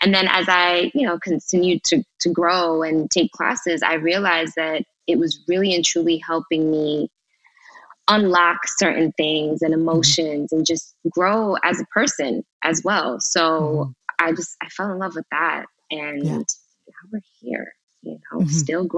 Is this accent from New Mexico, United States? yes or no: no; New York, United States; I wanted to go to New York because that was home for me. I'm from New York originally.